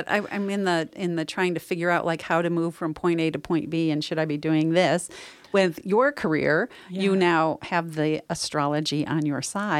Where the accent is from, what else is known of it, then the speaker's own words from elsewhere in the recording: New York, United States; born there; now in Northern California, United States; I was born in New York. Here I am in Northern California.